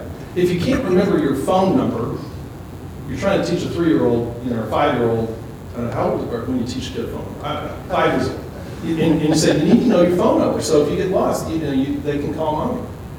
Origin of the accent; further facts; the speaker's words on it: Kansas, United States; I can remember my phone number from growing up in Kansas, and I haven't called that number in a long time.